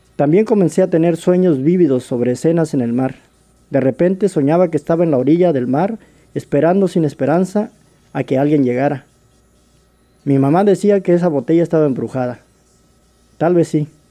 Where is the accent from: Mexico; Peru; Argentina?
Mexico; moved away as an adult; also born or lived in Los Angeles, California, United States; now in Seattle, United States; yo nací en Los Ángeles, California eh, crecí en México, viví allá por 20 años